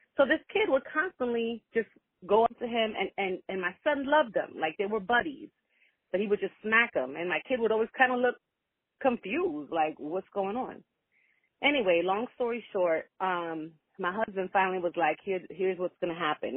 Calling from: Florida, United States; I'm calling from Florida

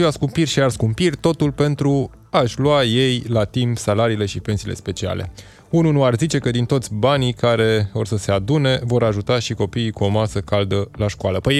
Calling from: Spain; Salutare băieți … din Spania

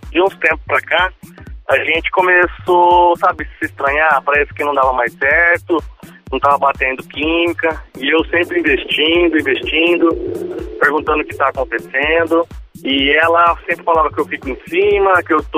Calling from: Catanduva, São Paulo, Brazil; Eu falo de Catanduva, São Paulo.

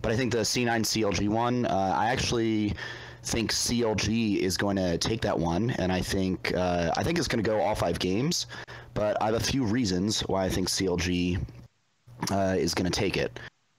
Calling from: Reston, Virginia, United States; I'm calling from Reston, Virginia, which is 15 minutes away from that guy who called from Sterling, Virginia.

